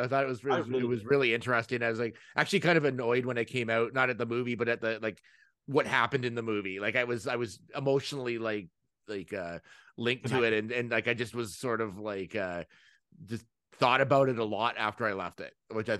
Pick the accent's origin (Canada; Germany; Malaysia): Canada; being Canadian